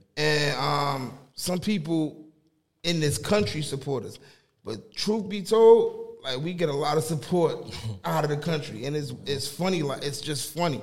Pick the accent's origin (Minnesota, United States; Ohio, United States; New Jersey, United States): New Jersey, United States; Newark; also born or lived in Boston, Massachusetts; I moved down to Jersey when I was about what three